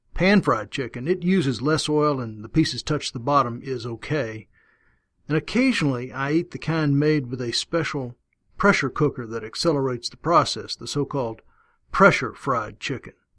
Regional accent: Texas, United States; I learned about fried chicken growing up in Texas in a family that ate a lot of it

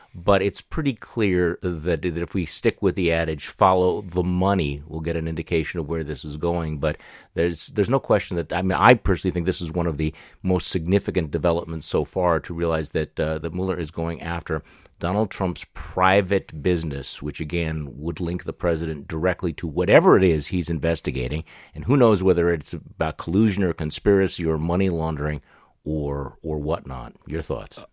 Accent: Milwaukee, Wisconsin, United States; my hometown here in, uh, in Milwaukee, Wisconsin

